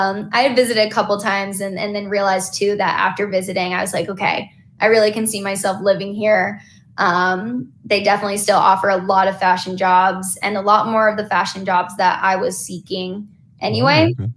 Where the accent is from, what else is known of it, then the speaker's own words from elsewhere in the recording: East Coast, United States; now in Los Angeles, United States; I'm from the East Coast. Regardless of the limiting beliefs I have of my capabilities in New York, I'm going to move to LA.